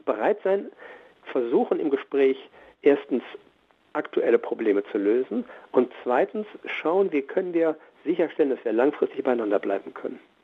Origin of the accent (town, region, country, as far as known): Germany